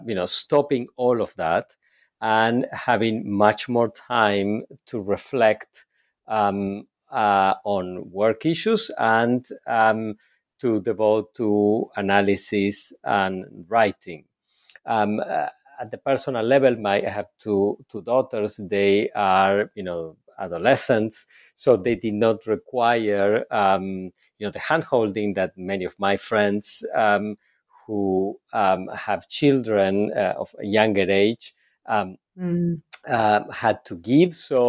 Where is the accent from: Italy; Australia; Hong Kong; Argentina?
Argentina; So I was born and raised in Argentina, and I had a first professional career as a clinical psychologist.